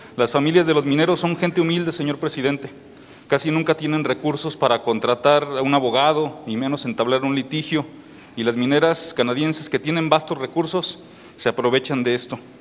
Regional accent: Mexico; como mexicano

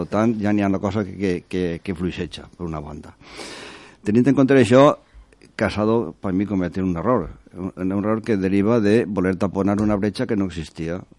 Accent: Valencian Community, Spain; a mi, com a valencià

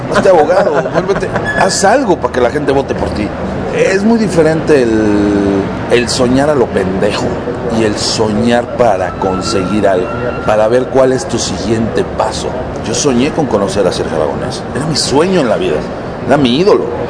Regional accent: Mexico; no nada más lo logré en mi país

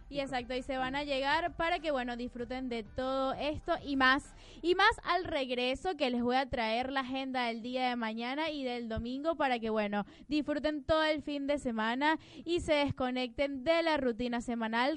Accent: Venezuela; now in Argentina; Ya somos 130 mil venezolanos que ahora estamos acá

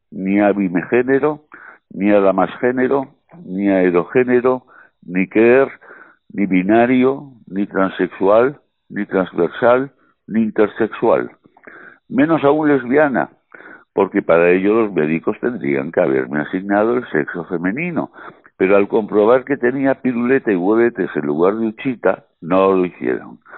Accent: Madrid, Community of Madrid, Spain; born there; Nací en el Sanatorio de San Francisco de Asís de Madrid, ese magnífico hospital privado

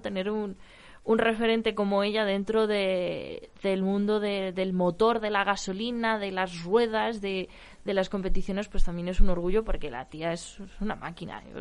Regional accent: Ávila, Castile and León, Spain; also born or lived in Valladolid; Soy vallesoletana de nacimiento y abulense de crianza

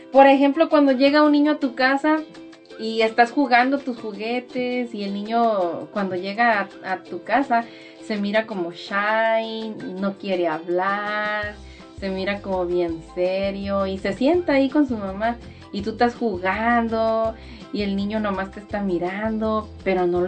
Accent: Mexico; nosotras las que estamos aquí, que somos de México, nos llaman mexicanas porque somos de México.

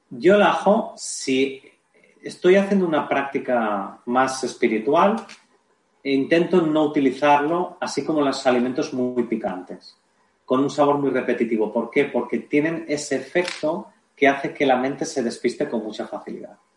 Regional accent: Barcelona, Catalonia, Spain; yo soy de Barcelona, eh, hay tres o cuatro tiendas donde, se puede vender

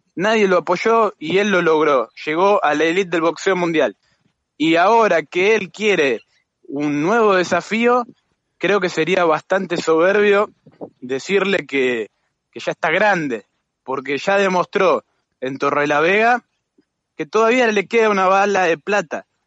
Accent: Argentina; como somos los argentinos

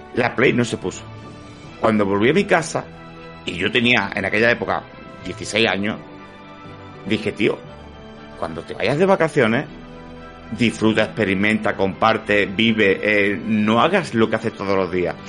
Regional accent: Málaga, Andalusia, Spain; yo soy malagueño

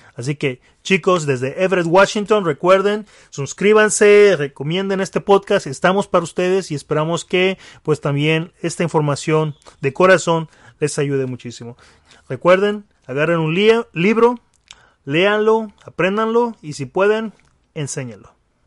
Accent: Mexico; como mexicanos

